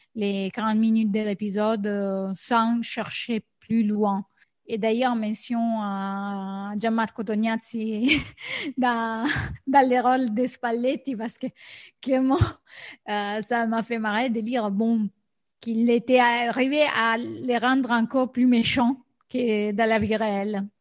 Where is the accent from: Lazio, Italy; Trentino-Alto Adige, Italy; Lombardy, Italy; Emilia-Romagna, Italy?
Lazio, Italy; Rome; je suis de Rome